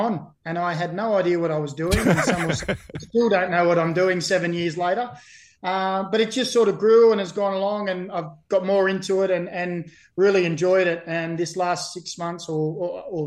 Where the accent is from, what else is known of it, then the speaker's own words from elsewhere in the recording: Newcastle, New South Wales, Australia; also born or lived in Burnley, England; I've been here for about 45 years and 6 months of my 45 years and 7 months life. So I'd like to say I'm an Australian Novocastrian